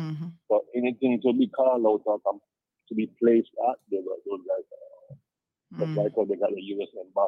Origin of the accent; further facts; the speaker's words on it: Bahamas; also born or lived in Jamaica / Cayman Islands; As a Jamaican, Bahamian, Cayman, and I born Bahamas